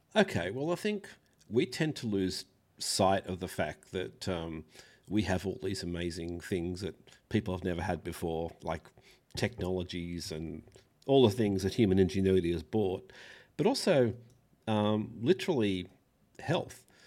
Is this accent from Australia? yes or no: yes; Australia; I'm an Australian